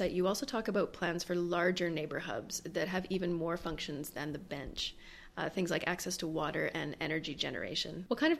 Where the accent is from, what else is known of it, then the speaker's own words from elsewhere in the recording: Saskatchewan, Canada; I'm from Saskatchewan